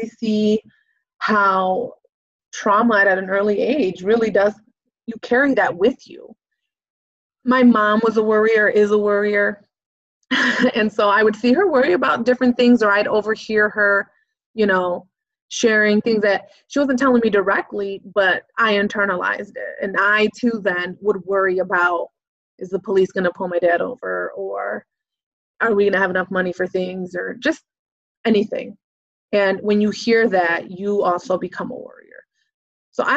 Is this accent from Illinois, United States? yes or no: yes; Chicago, Illinois, United States; also born or lived in Waukegan, Illinois; I grew up in Chicago, back of the Yards neighborhood, and then eventually moved to Waukegan